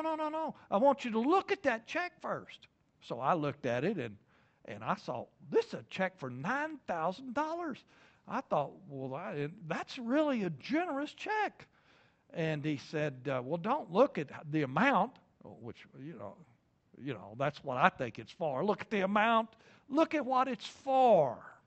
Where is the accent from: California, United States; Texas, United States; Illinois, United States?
Texas, United States; Lubbock; moved away as an adult; now in Oklahoma, United States; Originally, I'm from Lubbock, Texas